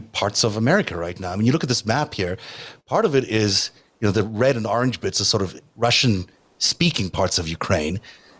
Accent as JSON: {"language": "English", "country": "South Africa", "also_born_or_lived": "Canada / United States", "said": "I'm a South African Canadian American patriot."}